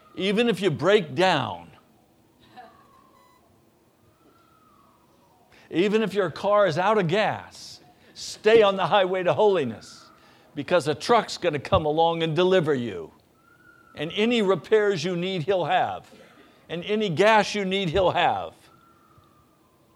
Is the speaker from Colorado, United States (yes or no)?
yes; Denver, Colorado, United States; moved away; I was born in Denver, Colorado